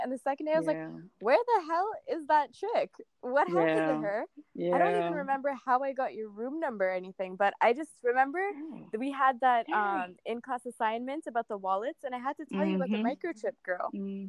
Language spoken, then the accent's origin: English; Canada; So I was from Canada and she was from St. Vincent's Grenadine.